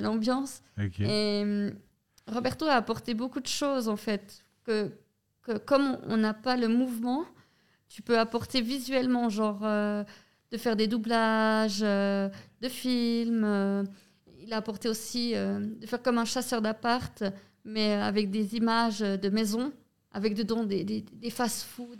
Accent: Yverdon-les-Bains, Vaud, Switzerland; je viens d'Iverdon

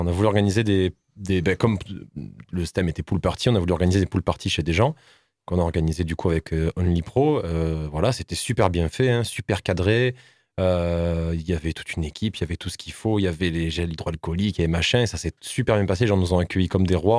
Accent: Nîmes, Occitania, France; on est un groupe bon, du Sud, tout le monde le sait, nous sommes de Nîmes

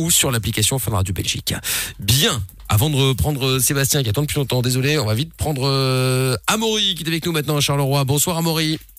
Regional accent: Porto, Norte, Portugal; moi, euh, du, Porto.

